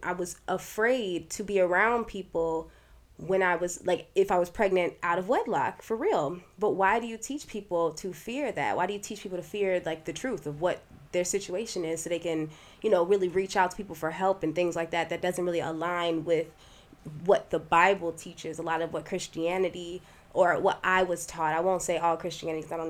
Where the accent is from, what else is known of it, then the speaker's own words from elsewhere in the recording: United States; I was raised in America and told that I was Black